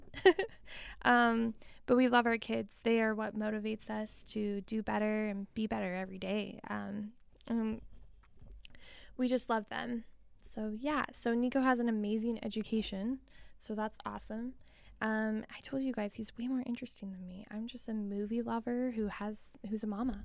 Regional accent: Billings, Montana, United States; also born or lived in Missoula, Montana; I was born and raised in Billings, Montana

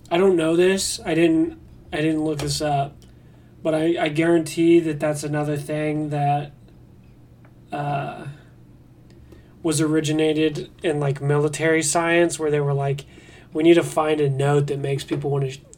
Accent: Netherlands; I'm from Holland. Isn't that weird?

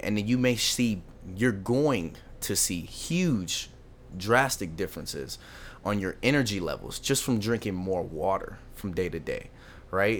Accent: Lancaster, California, United States; I was born and raised in Lo, uh, Lancaster, California

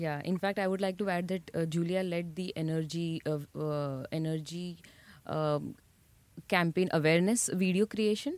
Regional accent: Mumbai, Maharashtra, India; moved away as an adult; now in Bradford, United Kingdom; I'm born and brought up in Mumbai

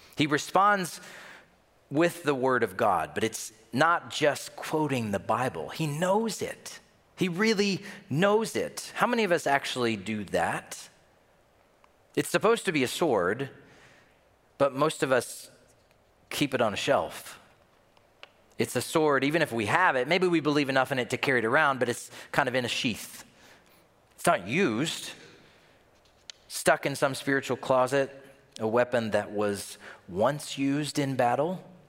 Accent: Tennessee, United States; now in Minnesota, United States; I'm from Tennessee

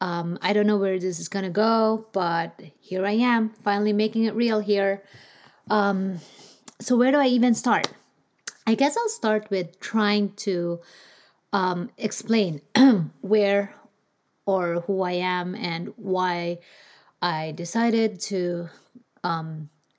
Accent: Philippines; English is a second language; moved away as an adult; now in United States; I grew up in the Philippines, so you probably and most likely will pick up an accent

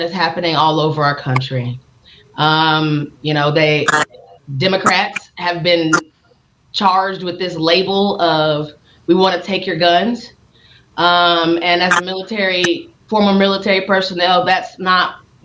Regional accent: Kansas City, Missouri, United States; I'm born and raised in Kansas City, Missouri

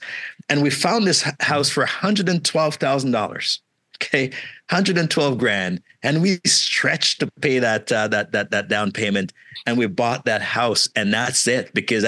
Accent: Malvern, Ontario, Canada; I didn't even know what Bay Street was because I grew up in Malvern. Malvern is where I spent that. I came at 16 until this point.

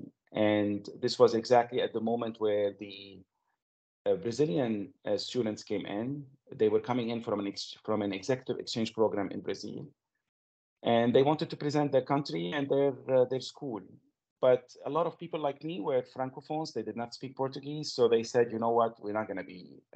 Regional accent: Lebanon; moved away as an adult; also born or lived in Montreal, Canada; as you can notice from my accent, I come from Lebanon. This is the place where I was born and where I grew up

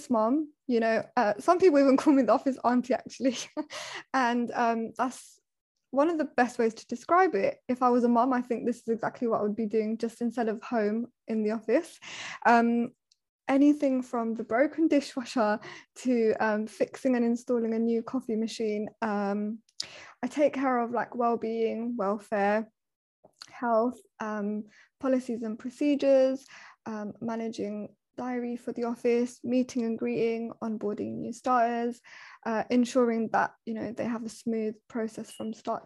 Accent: London, United Kingdom; moved away as an adult; also born or lived in East Midlands; I was born and raised in London

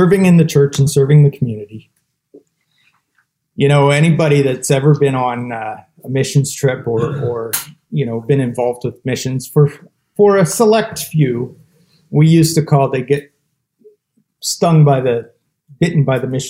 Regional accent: Ontario, Canada; now in British Columbia, Canada; In 2009 is when I moved back here to BC. I'm originally from Ontario, and we settled here

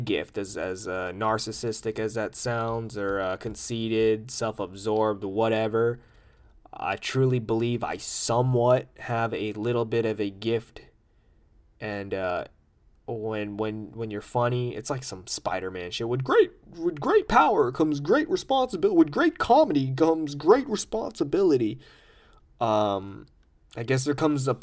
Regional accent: United States; I'm an American

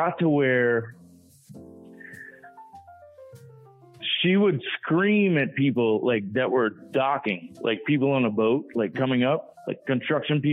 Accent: Cajun, Louisiana, United States; I'm a Cajun

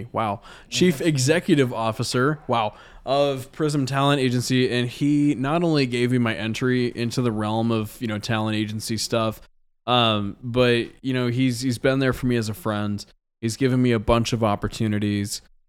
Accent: Waynesville, Missouri, United States; But I'm playing this show called Magic Moon Festival out in my hometown of Waynesville, Missouri. This is where I went to high school.

